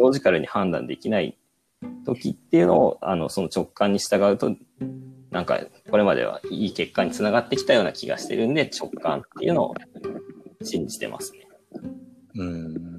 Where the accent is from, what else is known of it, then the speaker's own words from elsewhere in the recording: Kansai, Japan; moved away; 関西の出身なんで